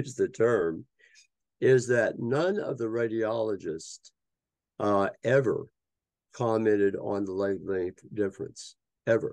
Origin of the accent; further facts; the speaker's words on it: Tennessee, United States; moved away as an adult; also born or lived in Hudson Valley, New York; I'm a Tennessee boy. I grew up in Tennessee